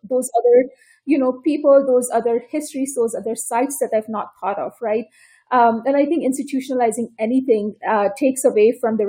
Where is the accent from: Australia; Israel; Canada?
Canada; Toronto, Ontario; now in San Diego, United States; And I come from Toronto. That's where I did my PhD